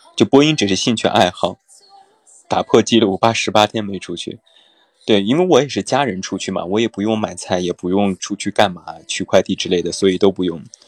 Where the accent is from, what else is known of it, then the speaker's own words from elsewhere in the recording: Taiyuan, Shanxi, China; accent: Taiyuan Mandarin; moved away; 如果我要回到家乡，回到太原的话，我的太原普通话的味道也是非常强烈的